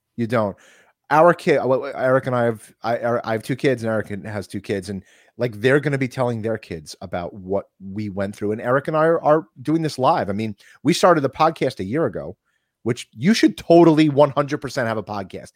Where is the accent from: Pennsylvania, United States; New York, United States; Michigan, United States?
New York, United States